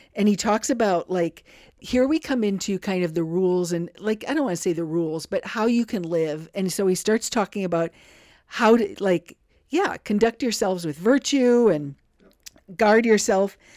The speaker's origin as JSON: {"language": "English", "town": "River Falls", "region": "Wisconsin", "country": "United States", "tie": "born or raised there", "said": "growing up in River Falls, Wisconsin"}